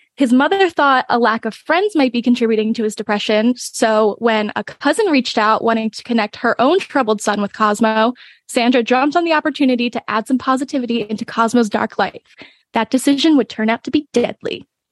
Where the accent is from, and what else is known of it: Bucks County, Pennsylvania, United States; born or raised there; moved away